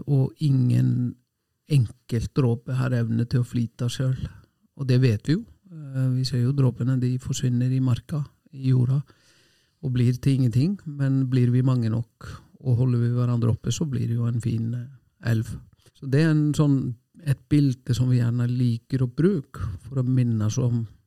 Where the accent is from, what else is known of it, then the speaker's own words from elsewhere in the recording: Selfoss, Southern Region, Iceland; now in Norway; hjemme på Selfoss, et lite tettsted med lite idrettslag